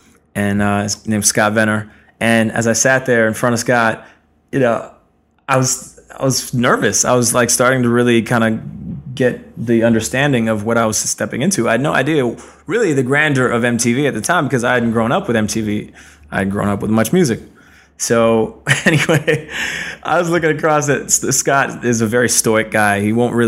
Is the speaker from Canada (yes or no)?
yes; Ottawa, Ontario, Canada; moved away as an adult; also born or lived in New York City; Ottawa, where I grew up in my hometown